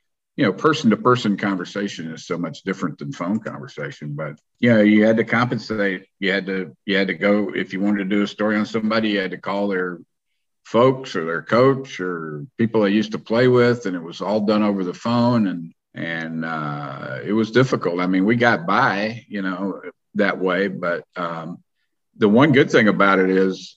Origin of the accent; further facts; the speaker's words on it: North Carolina, United States; moved away; I come from North Carolina where college basketball is so big.